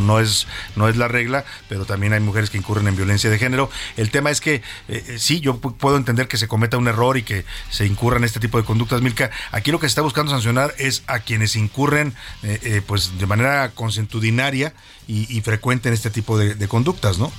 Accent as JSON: {"language": "Spanish", "country": "Mexico", "said": "Cada vez somos más, mexicanos arrepentidos."}